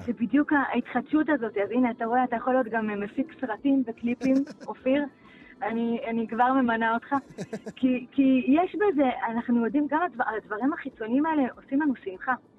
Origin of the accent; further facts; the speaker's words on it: Beit She'an, Northern District, Israel; אני ילידת בית שאן